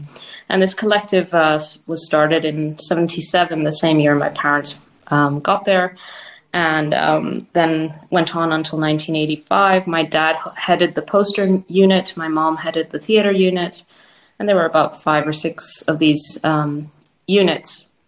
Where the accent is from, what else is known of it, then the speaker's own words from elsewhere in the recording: South Africa; born there; Well, I was born in South Africa in 1983 to a Cuban father and Spanish mother.